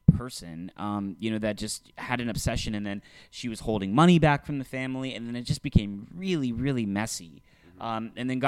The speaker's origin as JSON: {"language": "English", "region": "North Texas", "country": "United States", "tie": "born or raised there", "said": "both Matt and I, growing up in North Texas"}